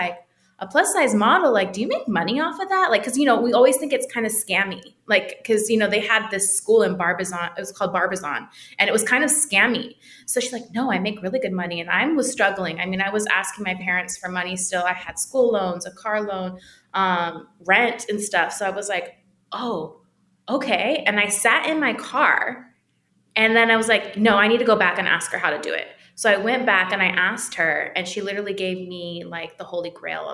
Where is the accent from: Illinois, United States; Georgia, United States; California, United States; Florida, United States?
California, United States; Milpitas; moved away as an adult; now in Los Angeles, United States; I come from Milpitas, California. It's between San Jose and Fremont, a very small thing.